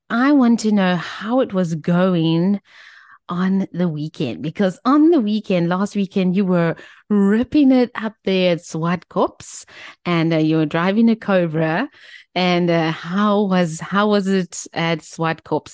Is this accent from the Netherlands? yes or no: no; Cape Town, Western Cape, South Africa; growing up in Tableview, we were always at the Kalani Motorway.